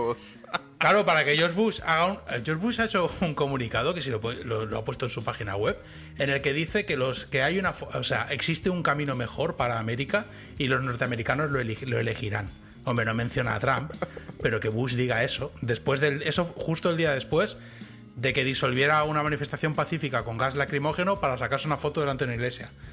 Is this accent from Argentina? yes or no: no; Spain; moved away as an adult; now in Texas, United States; los españoles somos